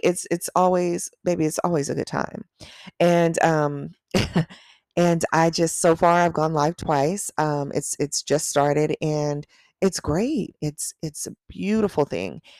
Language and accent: English; Long Beach, California, United States; I grew up in Long Beach